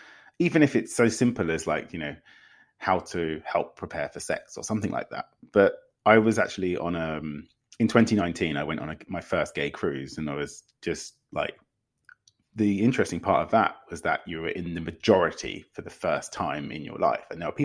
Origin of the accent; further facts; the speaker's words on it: Windsor, South East England, United Kingdom; now in London, United Kingdom; No, I'm originally from Windsor.